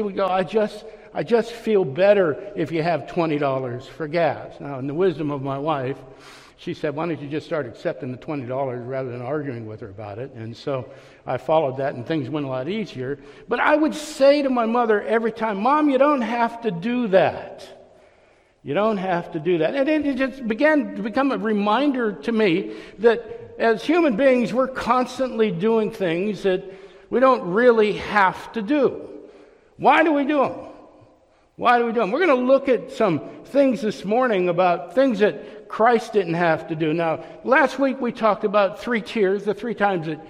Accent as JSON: {"language": "English", "town": "Youngstown", "region": "Ohio", "country": "United States", "tie": "born or raised there", "also_born_or_lived": "Orlando", "moved": "as an adult", "said": "I grew up in Youngstown, Ohio. I left when I was 19 years old"}